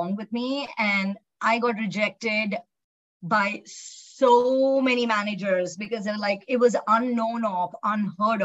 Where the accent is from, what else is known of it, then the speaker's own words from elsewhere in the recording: Hyderabad, Telangana, India; moved away as an adult; I actually was born and raised in India, Hyderabad